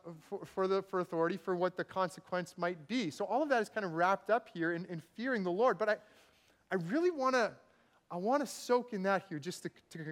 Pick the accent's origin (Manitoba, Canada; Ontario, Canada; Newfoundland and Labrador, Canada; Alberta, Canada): Manitoba, Canada; now in Vancouver, Canada; growing up in Manitoba, we had these thunderstorms